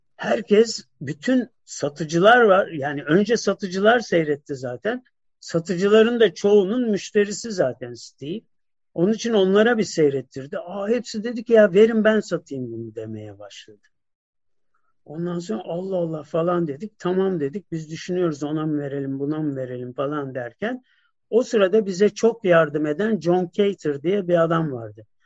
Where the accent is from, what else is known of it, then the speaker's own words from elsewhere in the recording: Turkey; ben bir Türk'üm